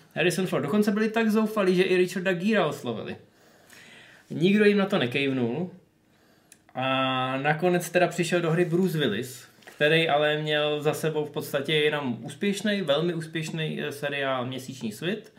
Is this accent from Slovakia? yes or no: no; the Far North, northern Czech Republic, Czechia; u nás na Dálném severu